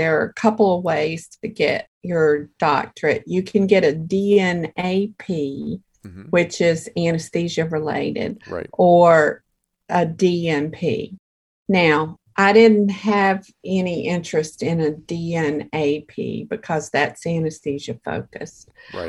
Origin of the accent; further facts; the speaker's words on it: New York, United States; Well, they said, and where are you from? And I said, New York.